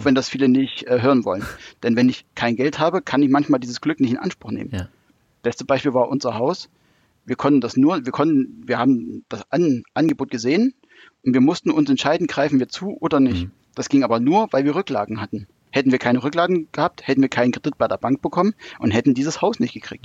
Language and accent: German; Thuringia, Germany; moved away; also born or lived in Hanover; es hat mich dann doch wieder nach Thüringen zurückgezogen